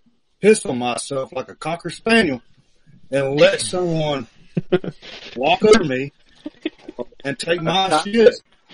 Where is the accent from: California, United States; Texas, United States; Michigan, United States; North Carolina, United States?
Texas, United States; As a Texan and a Shodan in Aikido